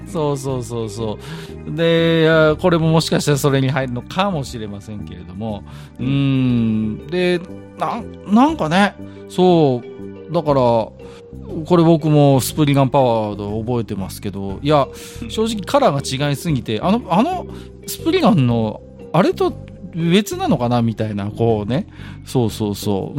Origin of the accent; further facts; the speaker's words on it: Tohoku, Japan; 僕東北人で色白